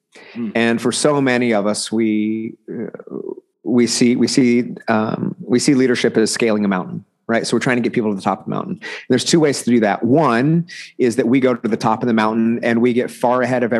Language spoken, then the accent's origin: English; Bixby, Oklahoma, United States; I'm from Oklahoma. You know, small rural town called Bixby, which is just south of Tulsa proper, which kind of everybody knows Tulsa. And so I've been here my entire life